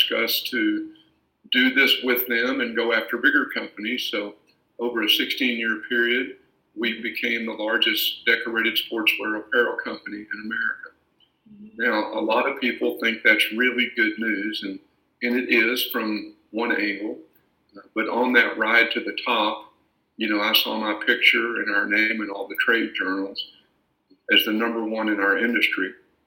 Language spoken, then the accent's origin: English; Paris, Texas, United States; I was born and raised in Paris, Texas